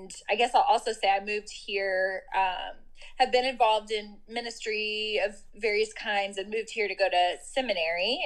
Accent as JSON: {"language": "English", "region": "Missouri", "country": "United States", "moved": "as an adult", "lives_now": "Louisville, United States", "said": "I live in Louisville, Kentucky now and have lived here since 2006, but I'm originally from Missouri"}